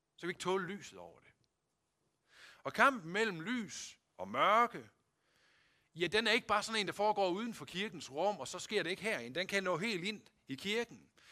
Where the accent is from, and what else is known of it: Denmark